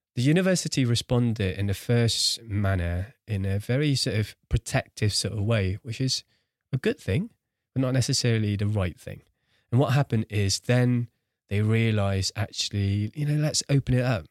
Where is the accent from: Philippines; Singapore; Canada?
Singapore; I grew up in Singapore, one of the cities in a world with the highest rates of suicide